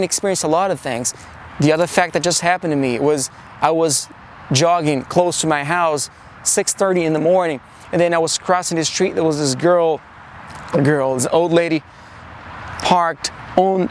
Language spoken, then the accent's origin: English; Brazil; moved away as an adult; also born or lived in New York City, United States; now in Los Angeles, United States; born and raised in Brazil